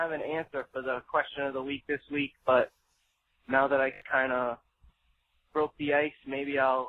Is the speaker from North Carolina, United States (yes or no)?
no; Rhode Island, United States; I'm from Rhode Island